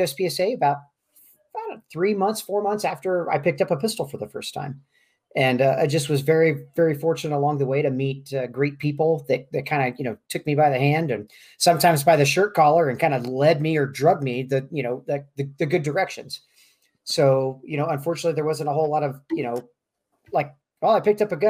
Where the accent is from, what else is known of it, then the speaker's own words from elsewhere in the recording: Kansas City, Missouri, United States; moved away as an adult; now in Albuquerque, United States; born and raised in Kansas City, Missouri, and lived here, lived in Kansas City all the way up till about a year and a half ago now